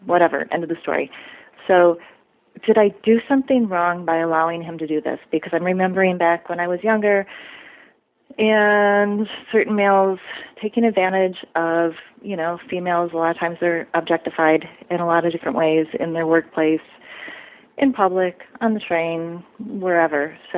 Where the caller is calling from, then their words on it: Midwest, United States; I'm calling from the Midwest